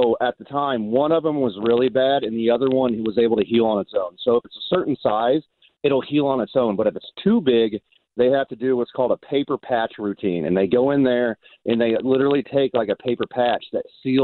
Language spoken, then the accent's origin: English; Kansas City, Kansas, United States; also born or lived in Nebraska; I grew up in Southern Johnson County in Kansas City